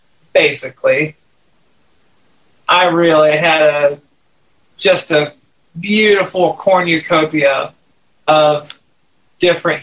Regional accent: West Virginia, United States; I grew up in West Virginia and self-taught.

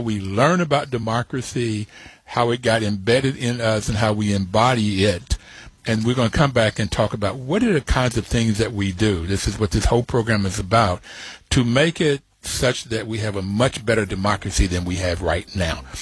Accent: Bluefield, West Virginia, United States; Growing up in Bluefield, West Virginia, with my grandfather having worked in the rail on the mines and my father on the railroad

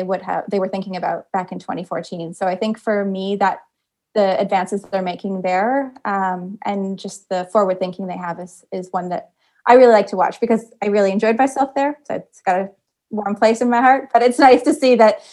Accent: Kitchener, Ontario, Canada; the suburban community that I grew up in Kitchener, Ontario, which is just south of Toronto

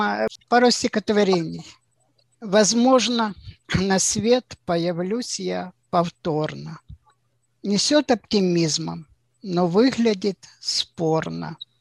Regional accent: Ukraine; moved away as an adult; also born or lived in Zaporizhzhia; now in Israel; Я с Украины, инженер-металлург, 21 год горячего стажа на Запорожстале. Живу у озера Кенерет.

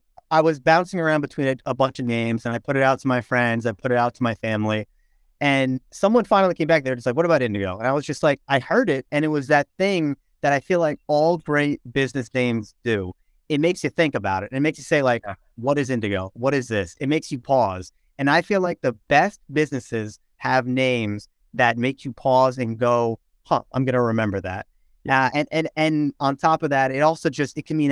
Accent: Pearl River, New York, United States; also born or lived in Lawrenceville, New Jersey; I grew up in Pearl River, New York

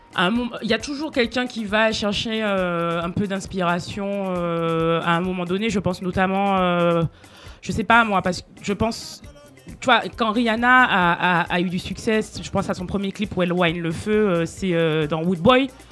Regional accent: Martinique; je suis martiniquaise et oui, il est dans ma culture

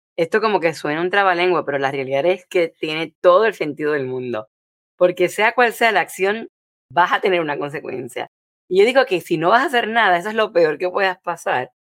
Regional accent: Puerto Rico; moved away; en mi país cuando vivía en Puerto Rico

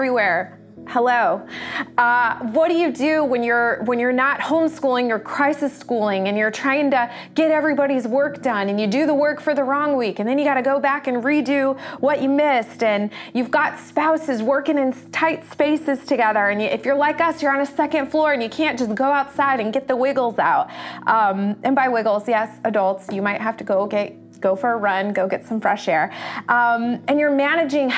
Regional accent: United States; as American culture

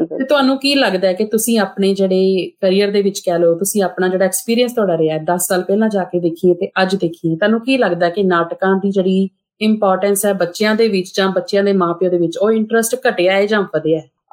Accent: Amritsar, Punjab, India; moved away as an adult; now in Melbourne, Australia; ਅੰਮ੍ਰਿਤਸਰ ਜੇ ਮੈਂ ਜੰਮੀ ਪਲੀ ਹਾਂ

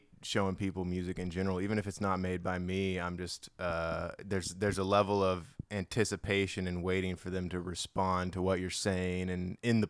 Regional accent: Hawaii, United States; moved away; I grew up in Hawaii.

